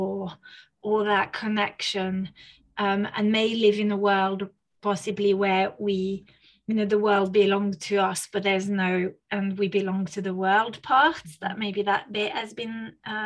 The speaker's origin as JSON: {"language": "English", "country": "France", "tie": "born or raised there", "also_born_or_lived": "Spain", "moved": "yes", "lives_now": "United Kingdom", "said": "I was raised in France, and then obviously now I have been living in the UK"}